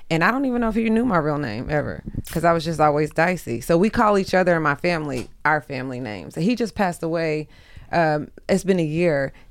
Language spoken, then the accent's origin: English; Texas, United States; also born or lived in Houston; now in Los Angeles, United States; I'm from Texas.